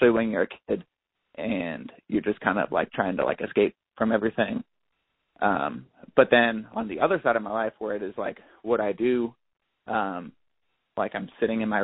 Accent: Ohio, United States; growing up in Ohio, like I grew up in like a super small town

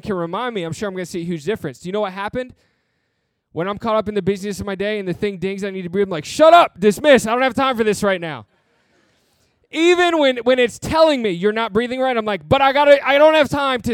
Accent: New Jersey, United States; my family grew up in Michigan. And so I grew up mainly in New Jersey

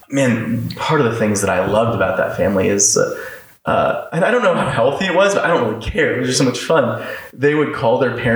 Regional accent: Orlando, Florida, United States; moved away as an adult; now in Los Angeles, United States; I grew up in Orlando the whole time. Right. I only moved away nine months ago.

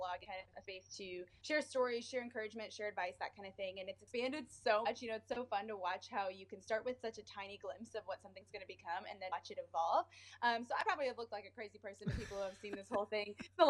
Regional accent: South Bend, Indiana, United States; now in Indianapolis, United States; I am originally from the north side of Indiana, actually in the same town that the University of Notre Dame is

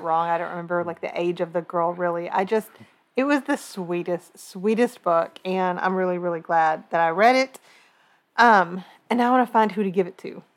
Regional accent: Kentucky, United States; we are from Kentucky

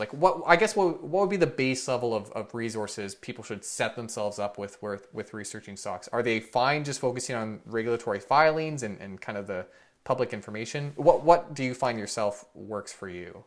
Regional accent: Canada; as a Canadian

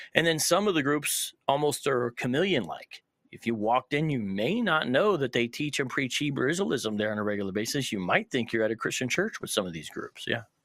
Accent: Columbus, Ohio, United States; moved away as an adult; now in Phoenix, United States; born and raised in Columbus, moved around a bit, but now I lived in Phoenix, uh, almost for half my life

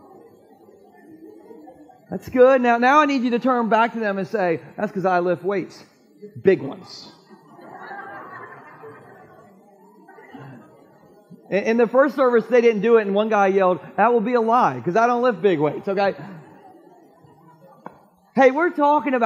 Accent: Gumboro, Delaware, United States; my hometown of Gumboro

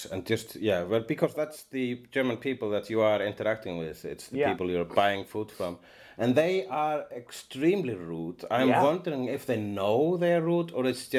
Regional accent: Iceland; English is a second language; also born or lived in Sweden; I am an Icelandian.

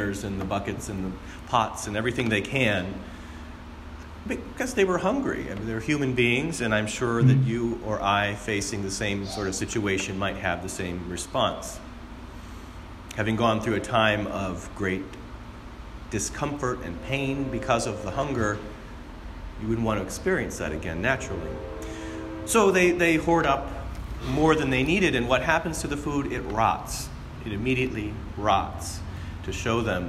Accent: Southwest Michigan, United States; Growing up in Southwest Michigan

